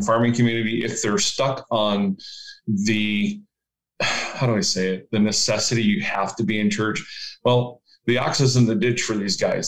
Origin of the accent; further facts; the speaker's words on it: Leroy, Ohio, United States; I grew up in Leroy, Ohio